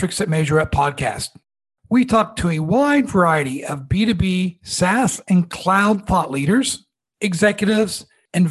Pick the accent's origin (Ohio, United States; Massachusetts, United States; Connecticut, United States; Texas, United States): Ohio, United States; we're both from Ohio